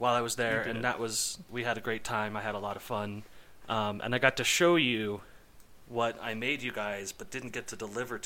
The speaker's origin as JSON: {"language": "English", "town": "Encinitas", "region": "California", "country": "United States", "tie": "born or raised there", "moved": "yes", "said": "my hometown, Encinitas"}